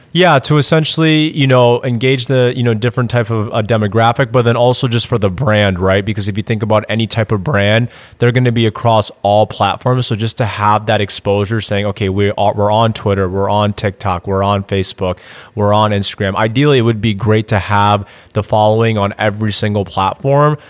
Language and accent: English; Madison, Wisconsin, United States; moved away as an adult; also born or lived in Indiana; now in Austin, United States; I'm actually originally from Madison, Wisconsin moved down to Austin, Texas in 2016